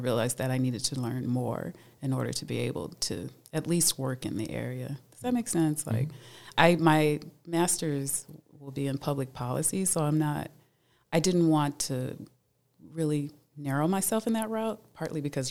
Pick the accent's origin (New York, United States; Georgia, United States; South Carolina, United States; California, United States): California, United States; Los Angeles; moved away as an adult; now in Evanston, United States; I'm from Los Angeles, though, so my heart has always been, like, when people say, where are you from? L.A.